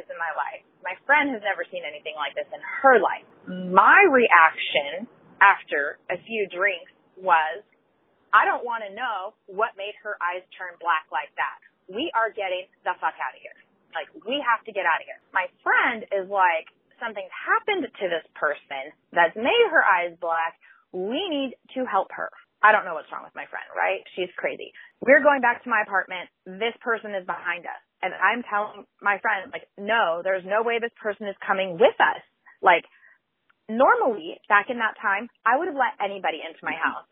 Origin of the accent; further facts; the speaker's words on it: Orange County, Southern California, United States; I'm from California. That's from, like, Southern California and Orange County.